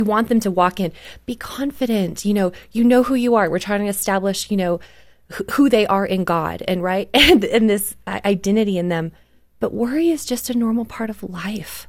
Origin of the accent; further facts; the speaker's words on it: Canada; I grew up in Canada